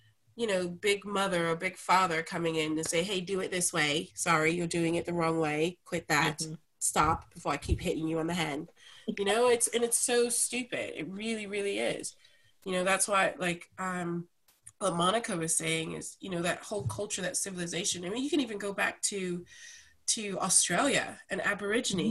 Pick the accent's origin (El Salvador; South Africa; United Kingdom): United Kingdom; England; now in United States; I grew up in England